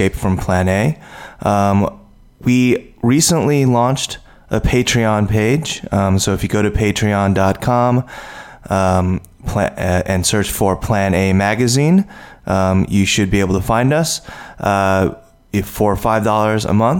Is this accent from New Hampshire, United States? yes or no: no; New York, United States; also born or lived in South Korea; I was adopted, to the United States and raised by, a white family, in the Northeast in New York